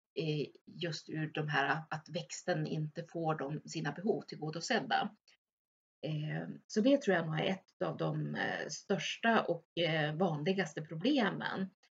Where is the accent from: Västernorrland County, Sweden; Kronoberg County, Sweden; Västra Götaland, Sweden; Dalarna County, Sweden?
Västernorrland County, Sweden; Örnsköldsvik; jag är född och uppvuxen i Överhörne strax utanför Övik